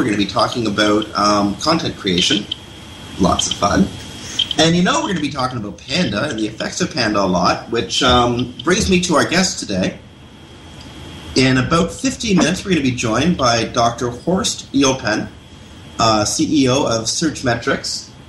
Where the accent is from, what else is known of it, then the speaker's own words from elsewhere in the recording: Toronto, Ontario, Canada; now in Victoria, Canada; Toronto's my hometown. I love being in Toronto.